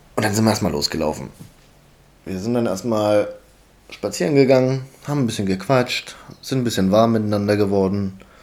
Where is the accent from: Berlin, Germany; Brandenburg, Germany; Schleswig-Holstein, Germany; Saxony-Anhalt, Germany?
Saxony-Anhalt, Germany; Halle; ich komme aus Halle